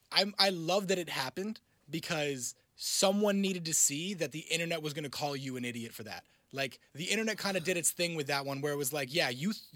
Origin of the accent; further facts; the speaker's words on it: Clarkson, Ontario, Canada; I grew up in Clarkson and went to a Catholic school